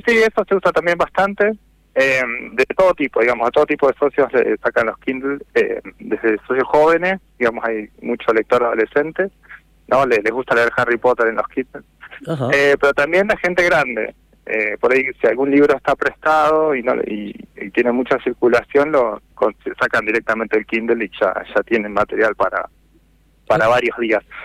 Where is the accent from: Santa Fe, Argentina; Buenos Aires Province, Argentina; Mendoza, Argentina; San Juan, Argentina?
Buenos Aires Province, Argentina; Necochea; moved away; yo en realidad volví a NECO después de casi 20 años, el año pasado, en marzo